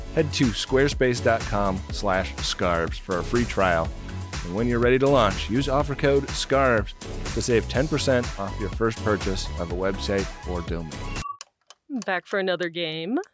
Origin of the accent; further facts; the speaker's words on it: California, United States; now in New York, United States; I grew up in California